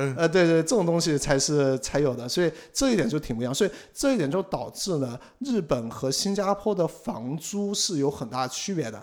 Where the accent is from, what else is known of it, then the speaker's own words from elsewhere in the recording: China; also born or lived in Singapore; now in Tokyo, Japan; 这个其实在国内，像，像我老家我爸他们，实际上就是在自己的浴室里面买了一个哦，那种烘，烘干对，机类似的烘干机